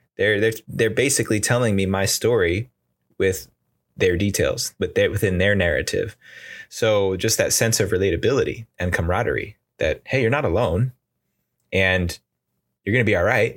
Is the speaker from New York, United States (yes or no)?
yes; outside of New York City, United States; moved away as an adult; now in California, United States; I grew up in the East Coast outside of New York City